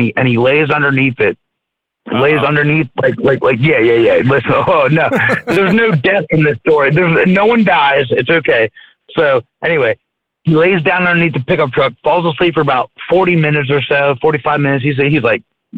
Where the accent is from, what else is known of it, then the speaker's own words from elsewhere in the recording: Maryland, United States; I'm from Maryland.